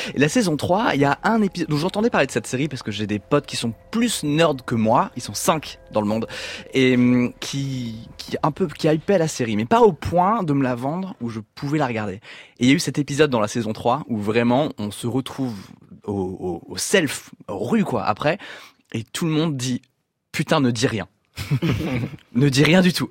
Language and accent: French; Brittany, France; je suis breton